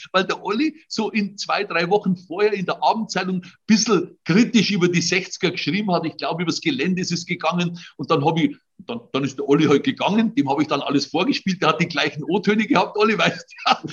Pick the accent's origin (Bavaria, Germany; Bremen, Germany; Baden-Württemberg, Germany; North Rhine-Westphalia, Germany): Bavaria, Germany; Trostberg; born or raised there; accent: Bavarian dialect